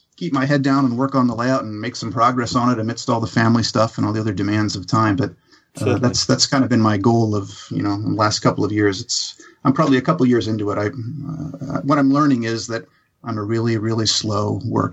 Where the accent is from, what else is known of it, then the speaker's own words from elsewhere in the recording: Pennsylvania, United States; now in Falls Church, United States; I'm originally from Pennsylvania